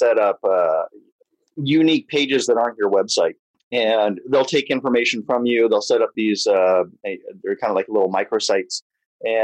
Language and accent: English; Imperial Beach, California, United States; also born or lived in Japan; I grew up in Imperial Beach here in San Diego